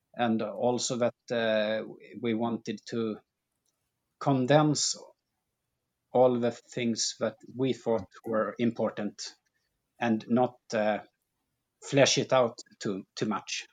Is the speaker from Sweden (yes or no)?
yes; Sweden; born or raised there